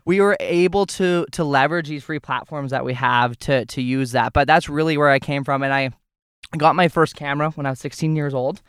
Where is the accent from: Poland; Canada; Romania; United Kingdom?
Canada; Alberta; I grew up on a ranch in Alberta, Canada